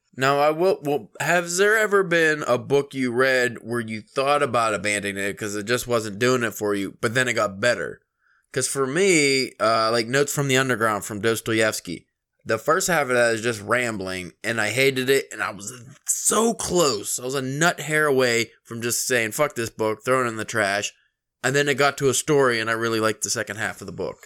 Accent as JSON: {"language": "English", "region": "Pennsylvania", "country": "United States", "said": "we're from Pennsylvania."}